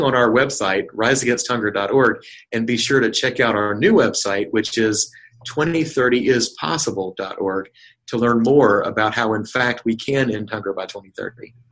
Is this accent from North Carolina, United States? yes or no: yes; North Carolina, United States; also born or lived in Seville, Spain; I, was born and raised in North Carolina